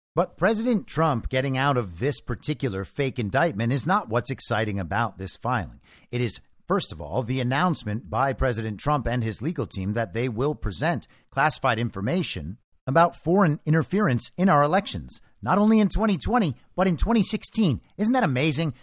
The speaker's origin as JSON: {"language": "English", "country": "United States", "said": "as an American"}